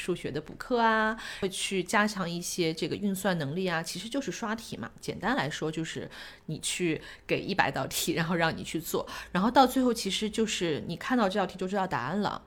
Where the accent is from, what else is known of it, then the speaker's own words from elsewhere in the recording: China; now in New Zealand; 我们中国人